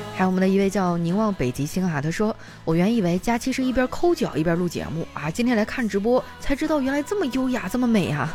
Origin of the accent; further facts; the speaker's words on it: Northeast China, China; 俺们东北